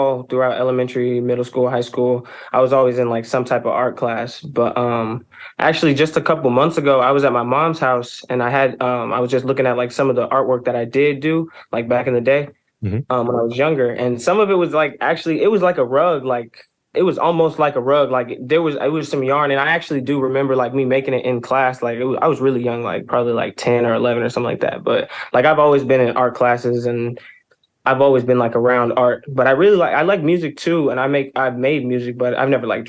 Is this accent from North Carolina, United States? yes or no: yes; Raleigh, North Carolina, United States; I'm from Raleigh, North Carolina